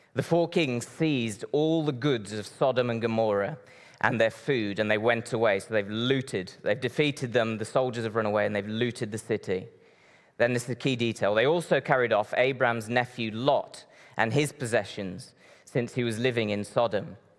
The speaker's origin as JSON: {"language": "English", "country": "Brazil", "tie": "born or raised there", "moved": "yes", "said": "I grew up in Brazil. I was born and raised in Brazil."}